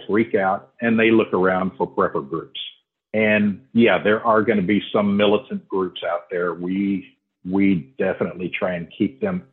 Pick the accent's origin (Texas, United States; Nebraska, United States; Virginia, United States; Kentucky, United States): Texas, United States; Houston; moved away as an adult; now in Oklahoma, United States; I grew up and lived in Houston for 50 years